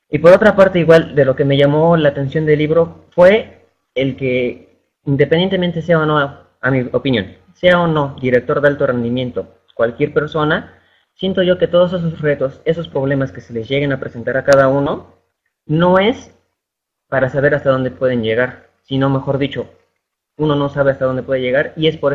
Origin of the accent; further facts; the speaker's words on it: Pachuca, Hidalgo, Mexico; Soy de Pachuca Hidalgo y el corporativo está aquí aquí mismo.